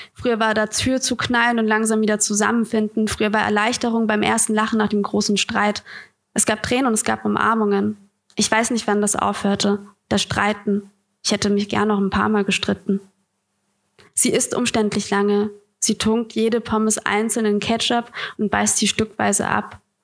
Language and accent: German; Bamberg, Bavaria, Germany; now in Hamburg, Germany; ich komme ja aus Bamberg. Schön, es ist komisch, wieder in Franken zu sein.